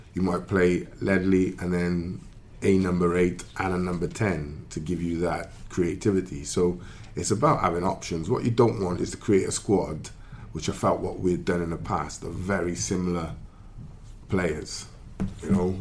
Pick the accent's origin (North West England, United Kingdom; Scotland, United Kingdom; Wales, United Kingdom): Wales, United Kingdom; you do get a lot of stick for being Welsh.